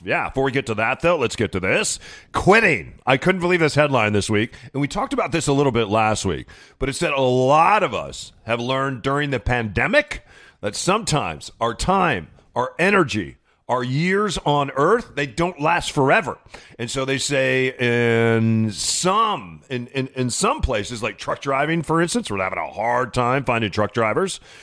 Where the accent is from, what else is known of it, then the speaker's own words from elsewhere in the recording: Midwest, United States; Growing up in the Midwest, uh, you know, my grandma was what they would call a secretary then